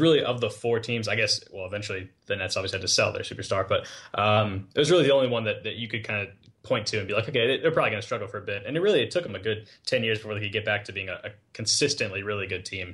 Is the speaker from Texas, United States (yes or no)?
yes; San Antonio, Texas, United States; I'm from San Antonio